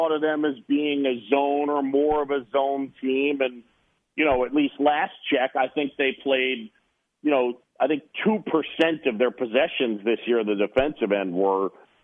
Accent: New York City, New York, United States; also born or lived in Philadelphia, Pennsylvania; Roosevelt Island, where I grew up in New York City

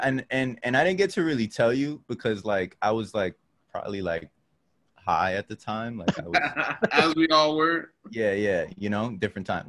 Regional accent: New York City, New York, United States; I'm from up uptown, like Upper Manhattan. I'm not from Harlem, like right below Harlem

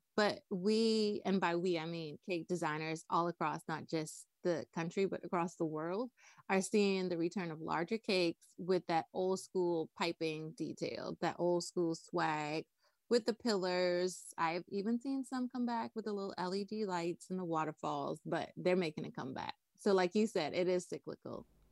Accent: Nassau, New Providence, Bahamas; moved away as an adult; also born or lived in North Carolina; I was born and raised in Nassau, Bahamas

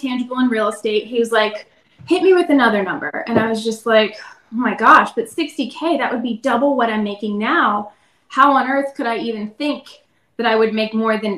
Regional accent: Lewes, Delaware, United States; moved away as an adult; also born or lived in Virginia; I'm originally from a small town in Delaware. It's called Lewis Beach. So I grew up there, and what brought me to Virginia was college

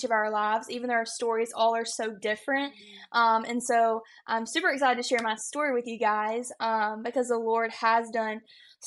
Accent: Conway, South Carolina, United States; I am from Conway, South Carolina, so a small town right outside of Myrtle Beach

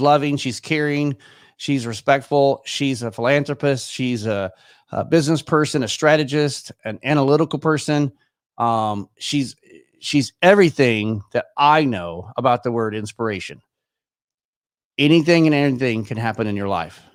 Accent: Irving, Texas, United States; moved away as an adult; also born or lived in Frisco, Texas; now in Michigan, United States; I was born and raised in Irving, Texas, which is just a suburb not too far away from there

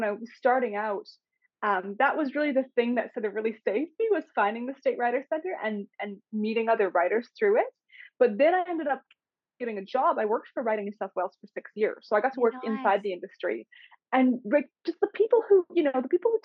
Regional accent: Winnipeg, Manitoba, Canada; moved away as an adult; now in Australia; Winnipeg, Canada, which is the city that I'm originally from

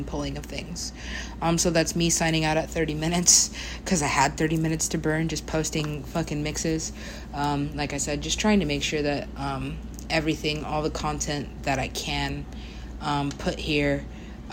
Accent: United States; I am an American

